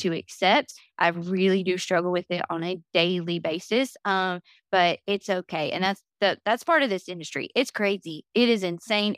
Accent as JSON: {"language": "English", "town": "Chatsworth", "region": "Georgia", "country": "United States", "tie": "born or raised there", "moved": "as an adult", "lives_now": "Destin, United States", "said": "in my hometown, if you went, like, an hour or two outside of Chatsworth, Georgia"}